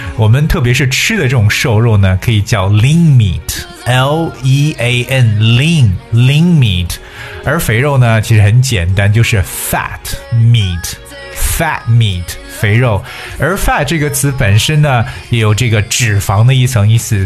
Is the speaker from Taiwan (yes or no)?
no; China; 我们中国人常讲的游泳圈